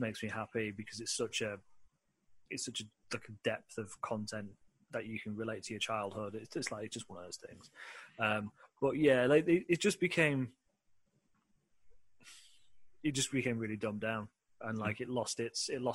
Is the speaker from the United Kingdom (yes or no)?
yes; United Kingdom; being a British kid